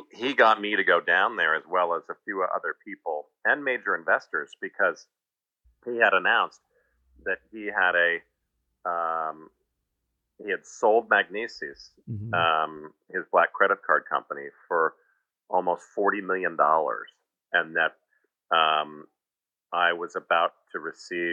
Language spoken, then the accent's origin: English; New Jersey, United States; we grew up in New Jersey